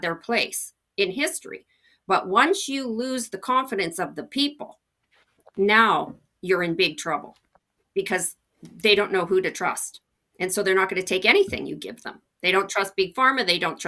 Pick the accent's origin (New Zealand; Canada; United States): Canada; as a Canadian